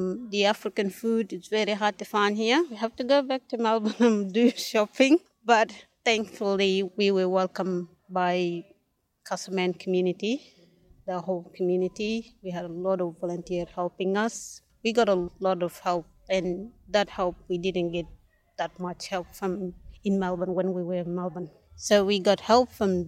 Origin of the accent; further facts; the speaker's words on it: South Sudan; English is a second language; now in Castlemaine, Australia; I'm from South Sudan